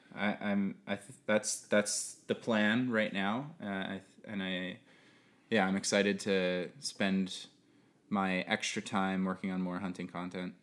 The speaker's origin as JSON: {"language": "English", "region": "Manitoba", "country": "Canada", "tie": "born or raised there", "said": "There's a lotta owls where I grew up in Manitoba"}